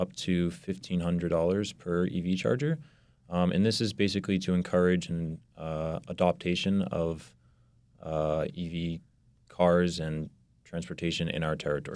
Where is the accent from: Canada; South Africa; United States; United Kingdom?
United States; Burlington, Massachusetts; also born or lived in Reading, Massachusetts; I'm originally from Burlington, Massachusetts, and I actually went to high school in Reading